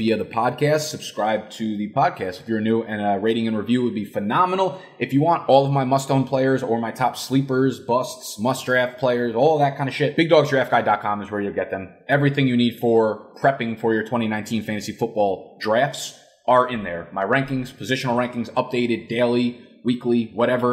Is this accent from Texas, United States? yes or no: no; New Jersey, United States; I'm just from New Jersey